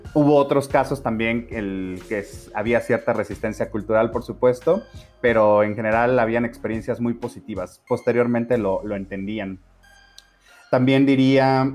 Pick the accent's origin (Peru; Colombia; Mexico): Mexico; como mexicanos